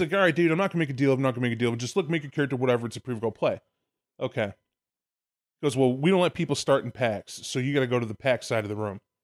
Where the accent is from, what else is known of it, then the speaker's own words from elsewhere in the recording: Illinois, United States; moved away; also born or lived in Arkansas; I'm Illinois native